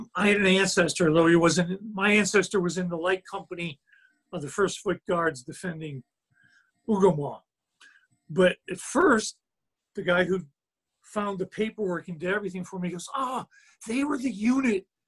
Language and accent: English; United States; me being American over here